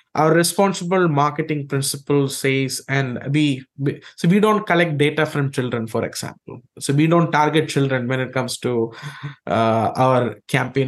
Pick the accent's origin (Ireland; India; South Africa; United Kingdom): India; I grew up in India